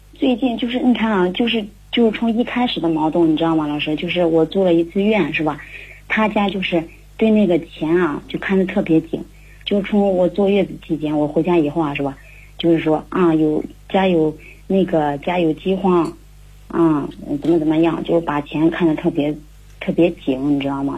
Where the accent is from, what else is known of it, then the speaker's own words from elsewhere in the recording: Handan, Hebei, China; 我来自河北邯郸